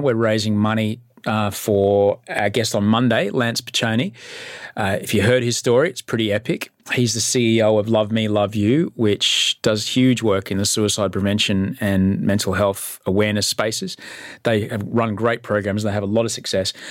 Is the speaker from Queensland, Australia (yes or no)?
yes; Brisbane, Queensland, Australia; now in Sydney, Australia; I grew up in Brisbane. I'm an immigrant